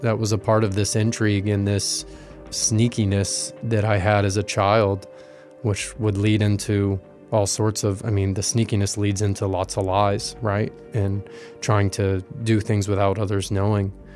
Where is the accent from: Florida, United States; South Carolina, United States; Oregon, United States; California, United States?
Florida, United States; West Coast; I grew up in Florida on the West Coast